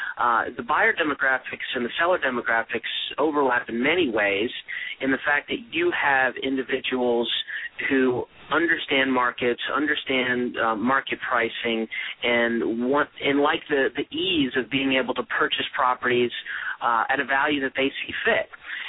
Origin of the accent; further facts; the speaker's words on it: Charlotte, North Carolina, United States; And I've grown up in the Charlotte, North Carolina area and had traveled around and lived in various other places in my upbringing. But I call Charlotte home now.